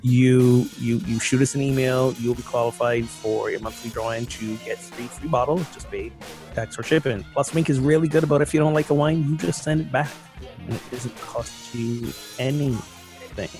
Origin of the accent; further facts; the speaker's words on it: Barbados; moved away; I am back from two glorious weeks in the sunshine and warmth of my home country, Barbados